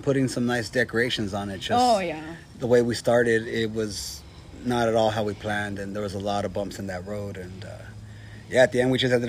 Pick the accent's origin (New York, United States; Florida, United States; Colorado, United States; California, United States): California, United States; La Puente; also born or lived in East Los Angeles, California; now in Ontario, United States; Then around junior high time, around that time, I was back in 93, I think, or so, we moved to La Puente. Yeah, La Puente, yeah. Pretty much raised the majority of the rest of my time there.